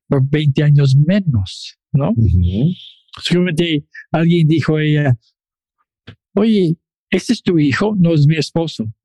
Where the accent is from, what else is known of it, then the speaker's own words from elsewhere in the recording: Chile; now in Toronto, Canada; Yo soy chileno de Toronto.